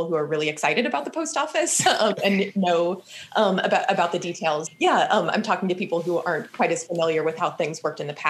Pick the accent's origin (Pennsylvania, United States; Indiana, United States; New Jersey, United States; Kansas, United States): Kansas, United States; now in Massachusetts, United States; I'm from Kansas originally, the Midwest